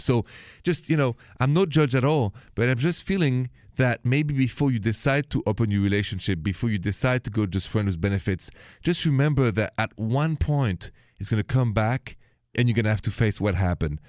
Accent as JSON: {"language": "English", "country": "France", "accent": "French", "second_language": "English", "said": "my accent, if it's the first time you're joining the show, is French."}